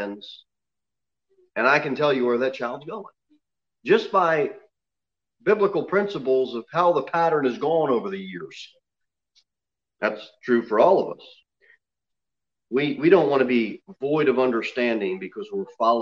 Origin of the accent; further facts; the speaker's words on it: the South, United States; I'm from the South